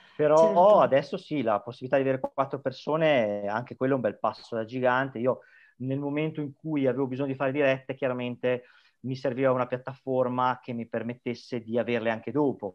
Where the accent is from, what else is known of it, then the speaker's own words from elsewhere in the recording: Emilia-Romagna, Italy; accent: Emilian; moved away as an adult; now in Tenerife, Spain; originario, forse l'accento si sente, sono emiliano